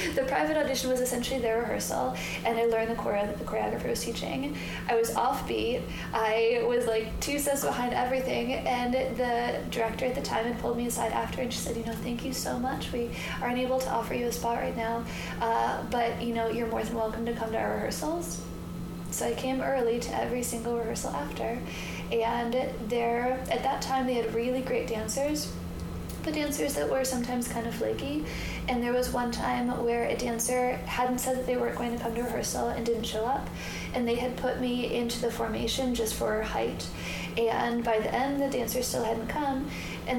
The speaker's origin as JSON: {"language": "English", "region": "Michigan", "country": "United States", "tie": "born or raised there", "also_born_or_lived": "Ann Arbor / Chicago", "moved": "as an adult", "lives_now": "Los Angeles, United States", "said": "I was raised in Michigan"}